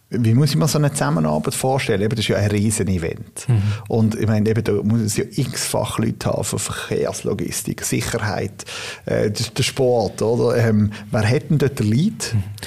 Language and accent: German; Basel-Landschaft, Switzerland; ich komme ja aus dem Baselland